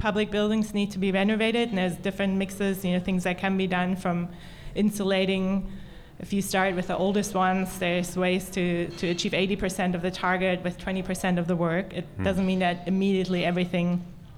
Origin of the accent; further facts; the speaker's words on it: Berlin, Germany; I'm from Berlin